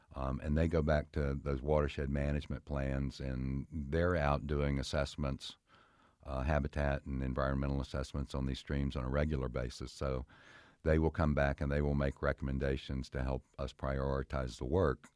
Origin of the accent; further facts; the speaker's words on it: Fairfax County, Virginia, United States; I spent most of my life growing up in Fairfax County, and as a child, I played in these streams